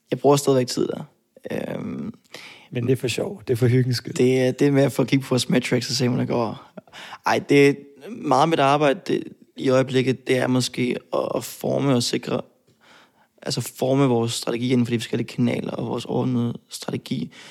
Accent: Odense, Southern Denmark, Denmark; Jeg kommer fra Fyn. Altså, det, det, det er jeg

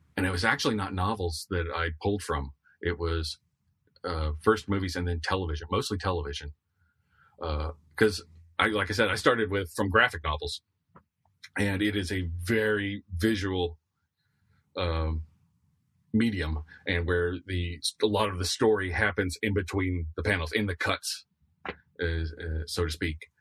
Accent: the Florida coast, United States; I grew up on the Florida coast

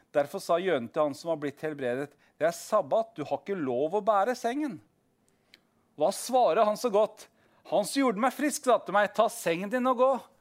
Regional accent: Southern Norway, Norway; Vi er jo søringer

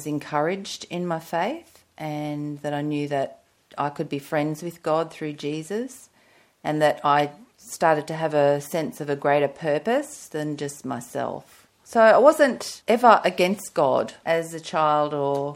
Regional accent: Brisbane, Queensland, Australia; I grew up in Brisbane, in a church-going home

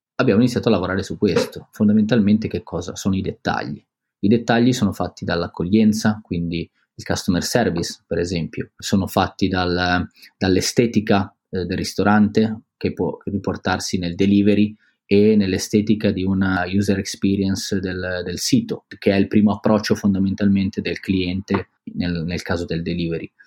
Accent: Biella, Piedmont, Italy; moved away as an adult; now in Milan, Italy; siamo ancora in provincia, che è il posto dove sono cresciuto io, a Biella

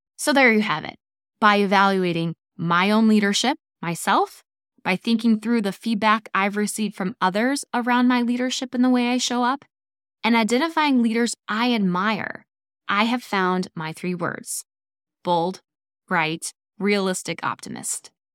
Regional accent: Midwest, United States; I am from the Midwest

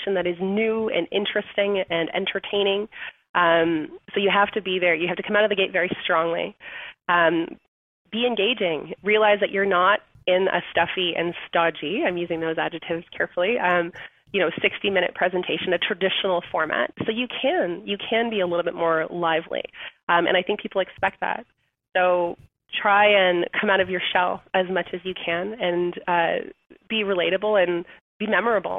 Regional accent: Canada; We're Canadian

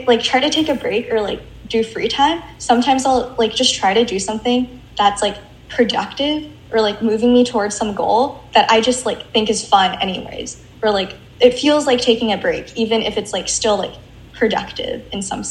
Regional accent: Washington, United States; I grew up in the Pacific Northwest, mm-hmm. in Washington.

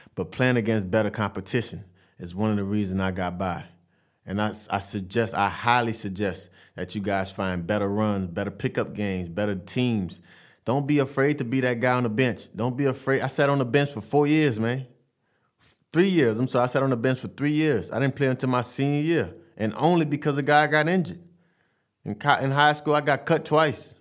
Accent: Vassar, Louisiana, United States; I'm from Vassar, Louisiana.

